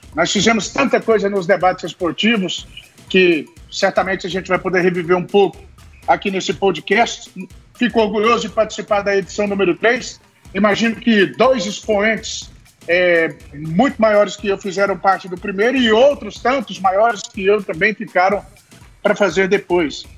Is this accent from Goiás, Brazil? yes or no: yes; Mineiros, Goiás, Brazil; moved away; uma curtela que era distrito lá da minha cidade e que é, na verdade, acaba se transformando numa grande metrópole ali do sudoeste, a cidade de Mineiros